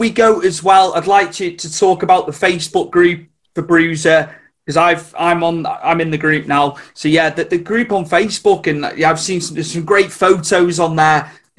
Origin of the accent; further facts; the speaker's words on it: Wales, United Kingdom; I'm from Wales. So I'm not in England, but you'd think we were from England. We're that close to the border